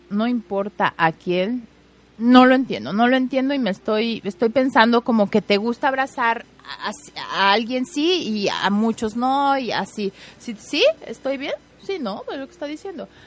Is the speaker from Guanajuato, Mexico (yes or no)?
no; Puebla, Mexico; Yo soy de Pueblita. Muy bien, Josfer. De Ay, pues todos somos poblanos, hombre.